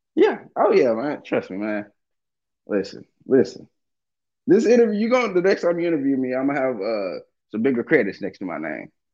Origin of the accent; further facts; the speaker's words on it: Dallas, Texas, United States; also born or lived in Watts, Los Angeles; now in Los Angeles, United States; I'm from Dallas